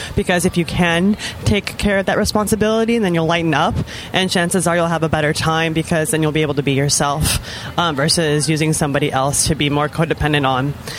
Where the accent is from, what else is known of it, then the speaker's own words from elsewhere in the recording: the Bay Area, California, United States; I'm from the Bay Area